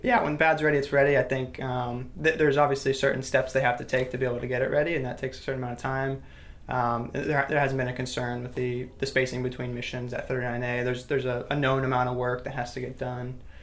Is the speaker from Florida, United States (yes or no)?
yes; Titusville, Florida, United States; I'm actually from Titusville, so I grew up in the space, you know, off, off the Space Coast